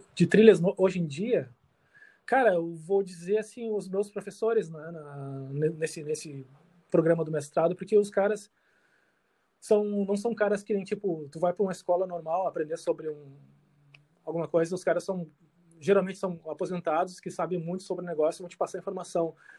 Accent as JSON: {"language": "Portuguese", "town": "Canoas", "region": "Rio Grande do Sul", "country": "Brazil", "tie": "born or raised there", "also_born_or_lived": "Porto Alegre / Iceland", "moved": "as an adult", "lives_now": "Sweden", "said": "nasci em Porto Alegre, mas vivia em Eldorado, Canoas, meu mundo era aquilo ali"}